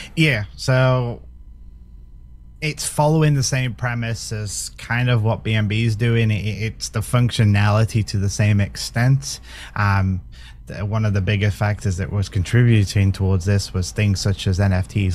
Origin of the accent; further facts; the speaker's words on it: United Kingdom; I'm British